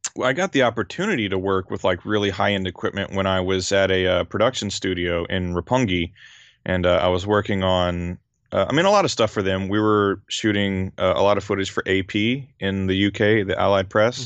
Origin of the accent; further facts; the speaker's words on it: Louisiana, United States; moved away as an adult; now in Japan; I grew up in Louisiana. I grew up on, like, Southern cooking and, uh, Cajun food in particular.